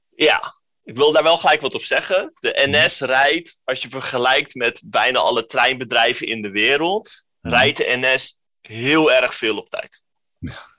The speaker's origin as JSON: {"language": "Dutch", "town": "Den Helder", "region": "North Holland", "country": "Netherlands", "said": "ik kom uit Den Helder"}